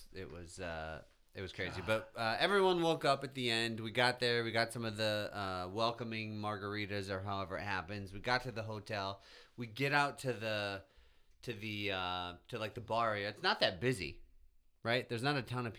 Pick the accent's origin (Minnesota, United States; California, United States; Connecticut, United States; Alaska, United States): Minnesota, United States; St. Paul; at the time I grew up in St. Paul